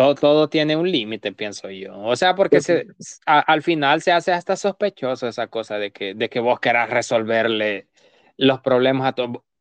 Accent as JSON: {"language": "Spanish", "country": "El Salvador", "moved": "yes", "said": "Yo soy el único salvadoreño. Entonces, dicen que los salvadoreños somos bien feos"}